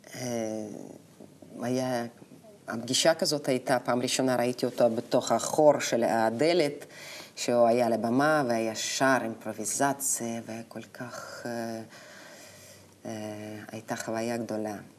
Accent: Novosibirsk, Novosibirsk Oblast, Russia; Hebrew is a second language; moved away as an adult; also born or lived in Moscow, Russia; now in Israel; אני נולדתי בנובוסיבירסק.

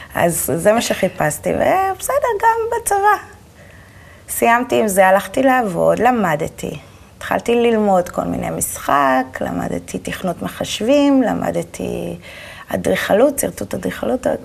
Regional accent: Holon, Tel Aviv District, Israel; also born or lived in Petah Tikva; גדלתי בחולון. נולדתי פתח תקווה, בלינסון, וכל החיים בחולון.

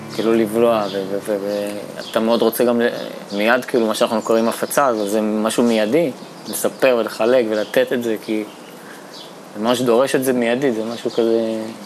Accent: Bat Yam, Tel Aviv District, Israel; Hebrew is a second language; also born or lived in Saint-Denis, France / near Geneva, France; הגעתי לארץ בכיתה ג' לבת ים

